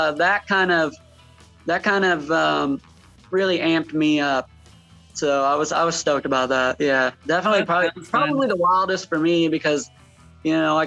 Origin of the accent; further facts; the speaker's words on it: Indiana, United States; moved away; I'm originally from Indiana